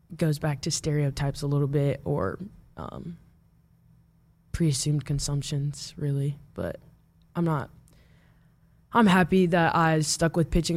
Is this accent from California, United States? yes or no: no; Omaha, Nebraska, United States; also born or lived in Papillion, Nebraska; I grew up in Omaha